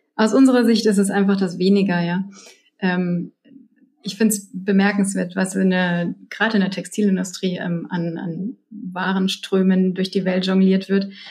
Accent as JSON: {"language": "German", "country": "Germany", "said": "bei uns in Deutschland"}